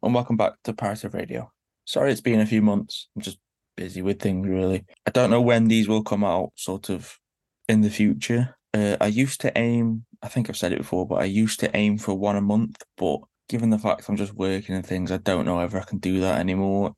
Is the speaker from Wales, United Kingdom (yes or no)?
no; Stoke-on-Trent, West Midlands, United Kingdom; I'm from Stoke, sadly